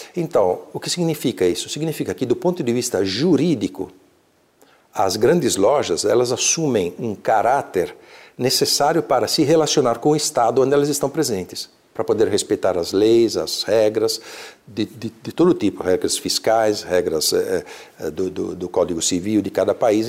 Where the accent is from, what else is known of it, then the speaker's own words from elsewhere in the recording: Brazil; moved away as an adult; also born or lived in Verona, Italy; now in Italy; eu nasci na Itália, mas era de alguma forma era um país estrangeiro para mim porque eu cresci aqui